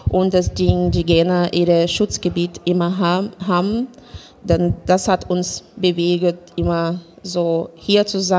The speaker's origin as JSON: {"language": "German", "country": "Brazil", "second_language": "German", "moved": "yes", "lives_now": "Germany", "said": "ich komme aus Brasilien. Ich lebe hier in Deutschland seit 21 Jahren."}